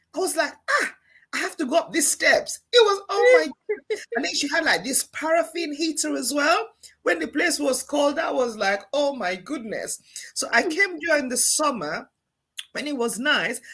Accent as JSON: {"language": "English", "country": "Sierra Leone", "tie": "born or raised there", "moved": "yes", "said": "I grew up back home in Sierra Leone"}